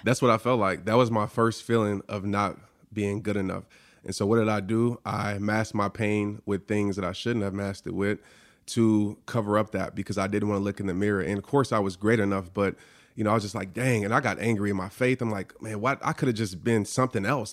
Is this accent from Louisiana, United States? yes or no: yes; New Orleans, Louisiana, United States; growing up in New Orleans, I stayed across the street from a Saints player